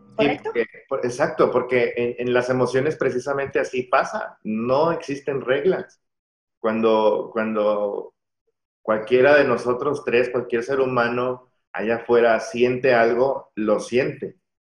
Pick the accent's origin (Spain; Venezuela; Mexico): Mexico; la misma educación que, que, hemos tenido como mexicanos